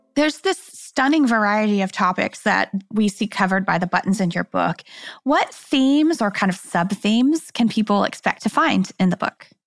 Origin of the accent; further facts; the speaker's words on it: Kansas City, United States; I'm from Kansas City